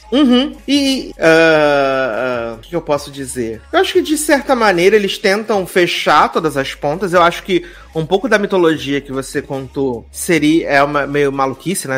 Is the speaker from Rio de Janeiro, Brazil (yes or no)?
yes; Rio de Janeiro, Brazil; enquanto carioca